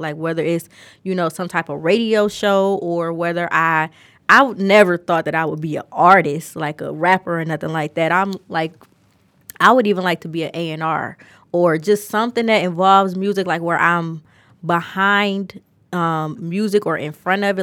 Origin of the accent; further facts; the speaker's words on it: Detroit, Michigan, United States; I'm not from Atlanta. I'm from Detroit. I've always been in Detroit.